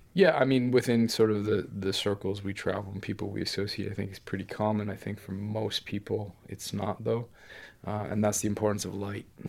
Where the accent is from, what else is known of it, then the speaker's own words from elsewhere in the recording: Ontario, Canada; moved away; growing up in Canada, especially kind of in the middle of nowhere